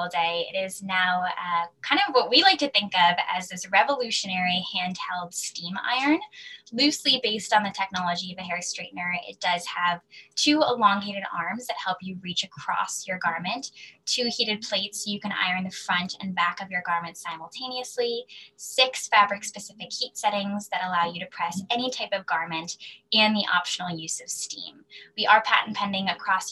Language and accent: English; Wilton, Connecticut, United States; now in New York, United States; I'm originally from Wilton, Connecticut. I now live in New York